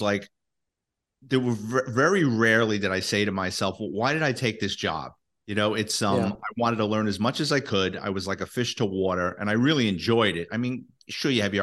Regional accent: New York City, New York, United States; I'm a Bronx kid, born and raised in New York City.

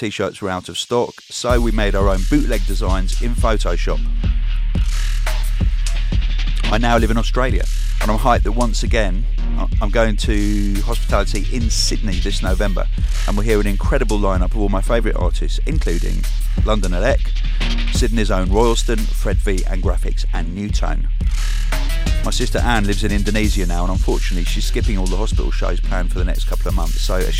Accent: Crimea, Ukraine; We're from Crimea in the Ukraine originally

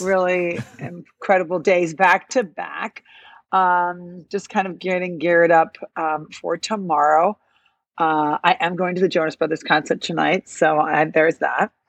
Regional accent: Illinois, United States; now in New York, United States; I'm from Illinois, I'm not from New York.

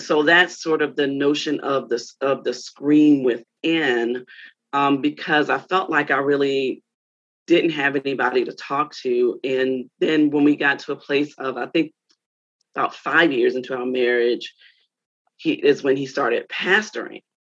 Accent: Baltimore, Maryland, United States; moved away as an adult; also born or lived in North Carolina; now in Philadelphia, United States; I'm from Baltimore originally.

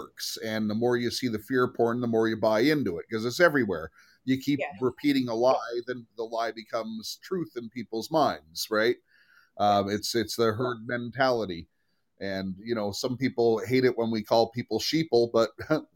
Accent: United States; now in Canada; I was born in America. I have a Canadian citizenship now as well

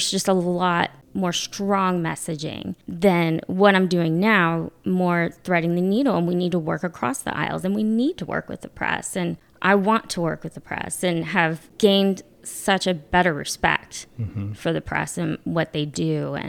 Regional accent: the South, United States; now in North Carolina, United States; I married my husband in DC, and then we both came to North Carolina because we're both from the South.

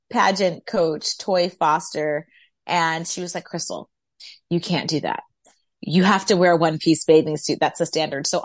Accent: New Brunswick, New Jersey, United States; also born or lived in Brooklyn, New York / Oxnard, California; my dad was in the Navy, so I was born in Brooklyn, New York, and I spent half of my childhood in New Brunswick, New Jersey, and I finished out high school in Oxnard, California.

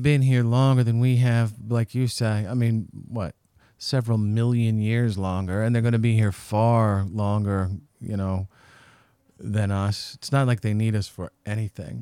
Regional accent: Western Washington, United States; moved away as an adult; now in Salt Lake City, United States; growing up in Western Washington

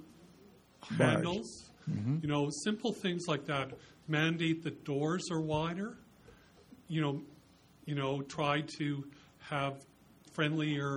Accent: Lethbridge, Alberta, Canada; moved away; I grew up in Lethbridge

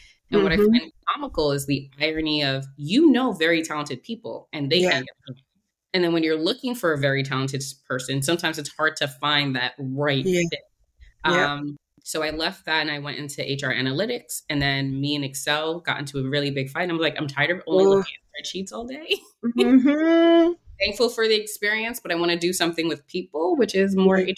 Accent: New York City, New York, United States; born or raised there; moved away as an adult; also born or lived in Philadelphia

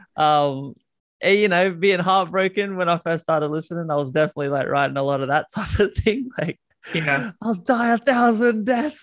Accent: Australia; accent: Aussie; you probably hear it in my accent, but I'm Aussie

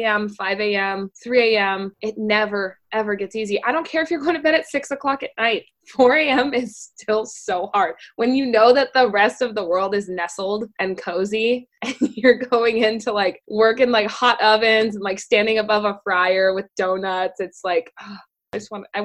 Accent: Cave Creek, Arizona, United States; grew up in Cave Creek my whole life

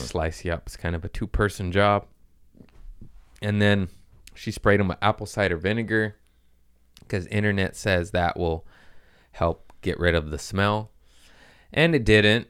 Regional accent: United States; I'm American

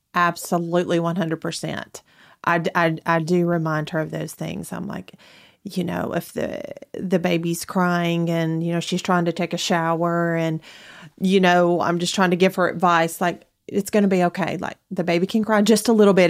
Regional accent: Athens, Alabama, United States; moved away as an adult; now in Huntsville, United States; I'm originally from Athens, Alabama, which is not very far from here.

